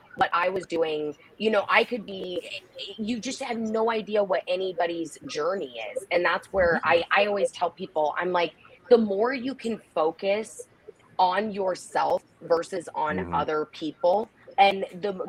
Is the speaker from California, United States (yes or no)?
no; Nebraska, United States; moved away as an adult; also born or lived in Fort Lauderdale, Florida; When I moved back home, because I was from Nebraska, and then I moved to Fort Lauderdale for work, and then I moved back here.